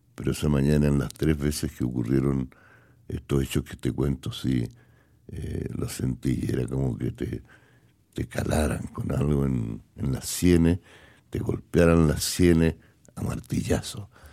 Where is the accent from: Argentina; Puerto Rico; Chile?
Chile; moved away as an adult; Yo estaba en mi país por mi voluntad y estaba desafiando todos los poderes que me expulsaron de mi tierra